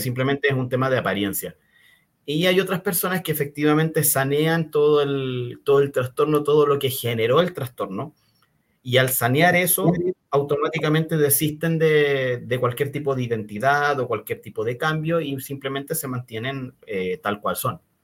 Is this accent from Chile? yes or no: yes; Chile; soy chileno, eh, vivo principalmente acá